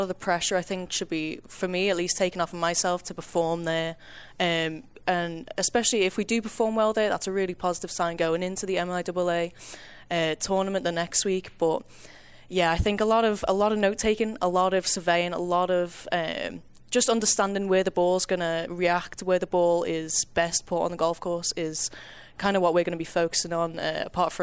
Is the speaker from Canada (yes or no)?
no; Golf Coast of England, Northwest, North West England, United Kingdom; moved away as an adult; now in Kansas, United States; I am from the Gulf Coast of England.